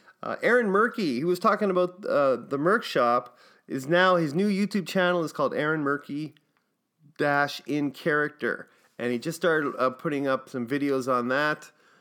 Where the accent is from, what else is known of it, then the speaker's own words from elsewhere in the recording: New York, United States; I'm good. I'm from New York.